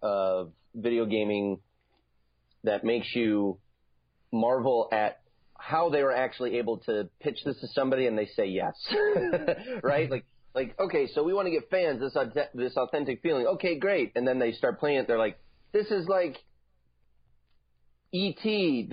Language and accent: English; Chicago, Illinois, United States; born there; Now, I was born in Chicago, and the Blackhawks at that time were the team that I was introduced to this great game for.